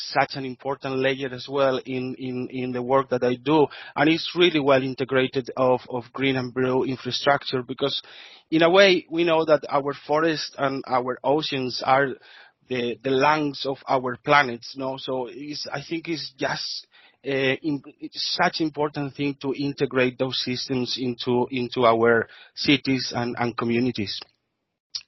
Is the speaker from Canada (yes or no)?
no; Spain; accent: Spanish; English is a second language; moved away as an adult; now in Brisbane, Australia; I'm Spanish, as you can say for my accent.